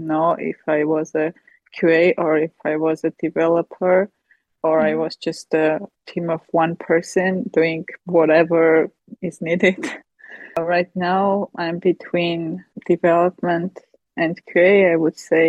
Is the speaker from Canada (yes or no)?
no; Armenia; I come from Armenia.